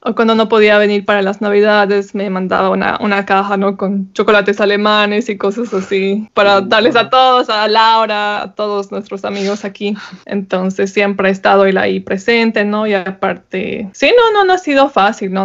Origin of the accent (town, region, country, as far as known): Bolivia; moved away